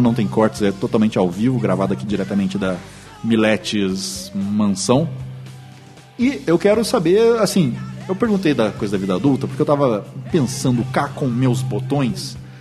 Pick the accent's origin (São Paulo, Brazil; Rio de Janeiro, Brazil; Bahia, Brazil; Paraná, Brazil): São Paulo, Brazil; Lorena; eu sou de Lorena, interior de São Paulo